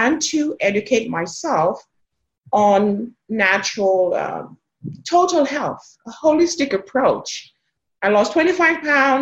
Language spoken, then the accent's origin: English; Jamaica; now in South Texas, United States; I am originally from Jamaica